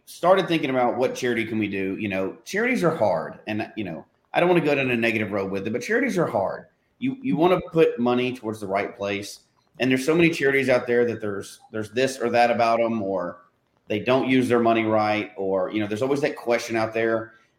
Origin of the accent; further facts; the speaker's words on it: Memphis, Tennessee, United States; moved away; growing up in Memphis